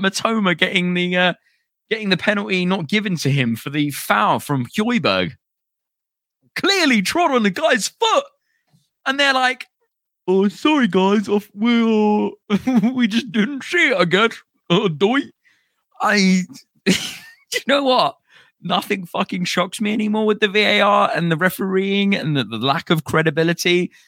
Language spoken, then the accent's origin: English; London, United Kingdom; moved away as an adult; also born or lived in Finchley, London / near Derby; now in Derby, United Kingdom; I'm from London. Uh, I'm from Finchley. I grew up in Camden